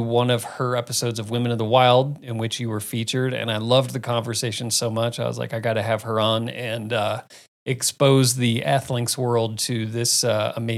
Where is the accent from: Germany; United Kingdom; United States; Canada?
United States; Phoenix, Arizona; moved away; I grew up in Phoenix